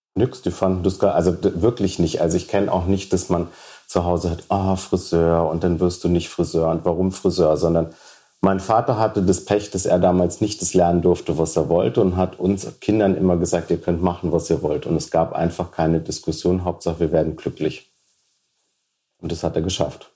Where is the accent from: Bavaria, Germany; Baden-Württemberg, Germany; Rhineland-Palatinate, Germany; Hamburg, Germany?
Rhineland-Palatinate, Germany; Idar-Oberstein; moved away as an adult; also born or lived in Munich; in Ida Oberstein, wo ich geboren bin und aufgewachsen bin